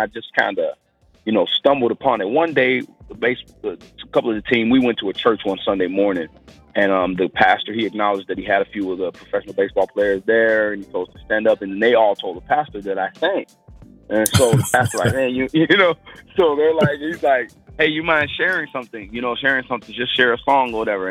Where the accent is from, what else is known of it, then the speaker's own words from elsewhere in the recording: Maywood, Illinois, United States; also born or lived in Mount Carmel, Illinois; I'm actually from Maywood, Illinois. It's west side suburb of Chicago, Illinois.